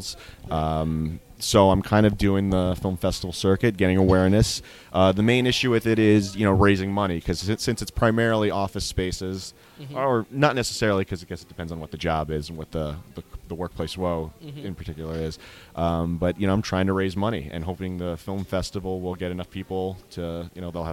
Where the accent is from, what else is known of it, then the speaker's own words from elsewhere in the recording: New York City, New York, United States; also born or lived in Washington Heights, New York; I grew up, you know, in the Bronx